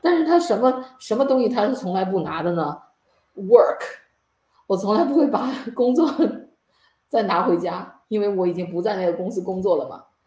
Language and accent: Chinese; China; 我们中国人